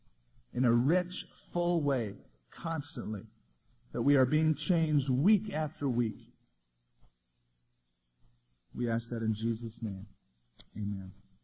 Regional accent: California, United States; When I grew up in California, I had a neighbor who had this scene on their front lawn, life-size, with light bulbs inside, and they glowed.

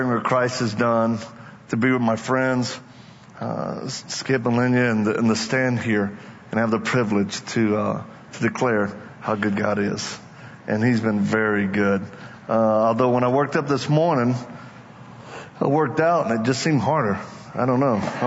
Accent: Louisiana, United States; I'm from Louisiana, just in case you may not know. I'm one of them Cajuns

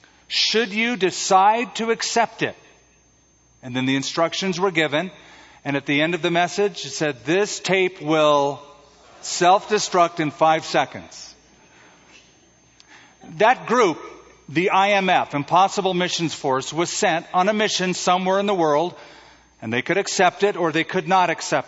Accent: California, United States; Being from California

